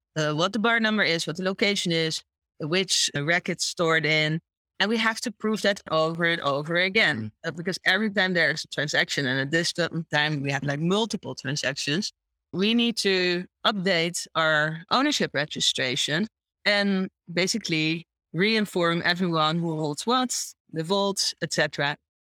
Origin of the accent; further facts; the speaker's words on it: Curaçao; moved away as an adult; also born or lived in Chicago, United States; now in Amsterdam, Netherlands; I grew up on uh, in the Dutch Caribbean on a small island called Curacao, and I moved to the Netherlands when I was 19